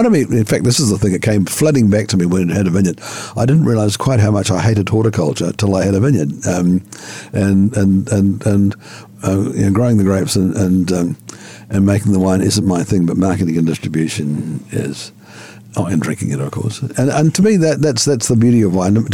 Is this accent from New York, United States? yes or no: no; Tennessee, United States; And we're from Tennessee and we like critter wines in Tennessee.